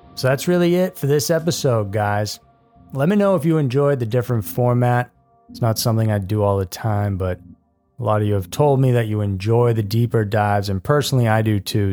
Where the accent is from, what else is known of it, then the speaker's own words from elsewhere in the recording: Massachusetts, United States; I grew up in Massachusetts